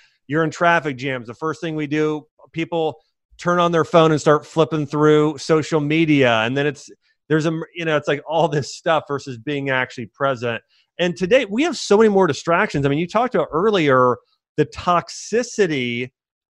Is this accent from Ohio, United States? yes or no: yes; Columbus, Ohio, United States; I grew up in Columbus, Ohio.